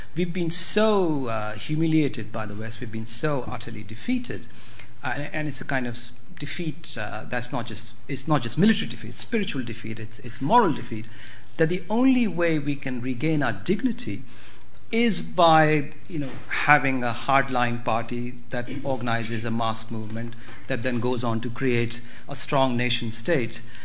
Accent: India; the sort of nationalist histories that I grew up on in India

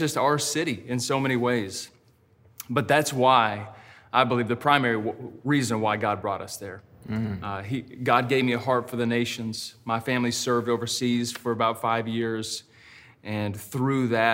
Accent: Texas, United States; also born or lived in Georgia / China; now in Seattle, United States; I grew up in a pastor's home in the South. I'm from Texas. I lived in Georgia for many years

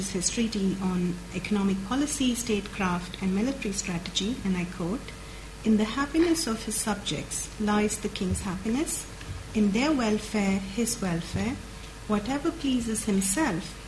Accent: India; moved away; growing up in India

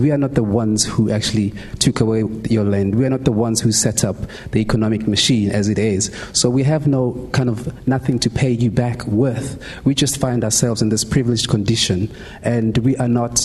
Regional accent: South Africa; I'm South African

